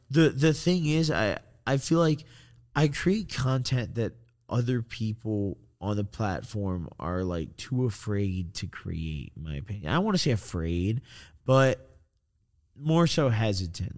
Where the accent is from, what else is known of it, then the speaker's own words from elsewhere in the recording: Illinois, United States; I'm from Illinois.